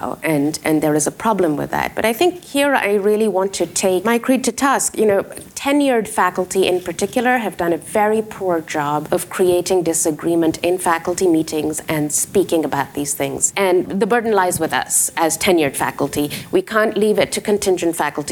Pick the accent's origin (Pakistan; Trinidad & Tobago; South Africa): Pakistan; now in United States; I am from Pakistan